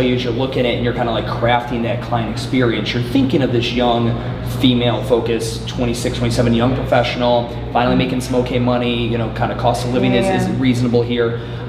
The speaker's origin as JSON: {"language": "English", "town": "Cleveland", "region": "Ohio", "country": "United States", "moved": "yes", "lives_now": "Charlotte, United States", "said": "I'm from Cleveland."}